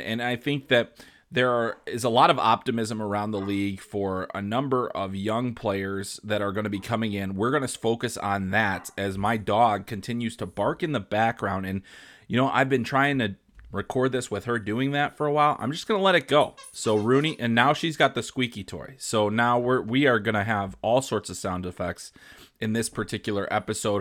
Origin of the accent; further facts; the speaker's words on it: Chicago, Illinois, United States; I grew up in Chicago